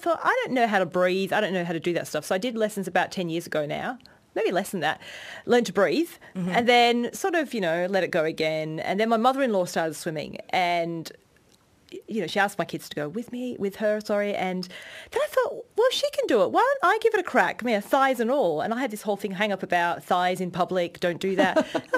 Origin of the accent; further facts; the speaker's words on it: England, United Kingdom; also born or lived in Swan View, Western Australia; now in Perth, Australia; I'm English